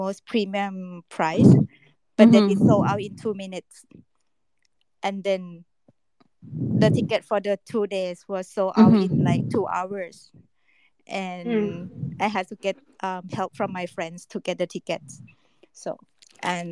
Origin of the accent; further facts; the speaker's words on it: Thailand; I'm from Thailand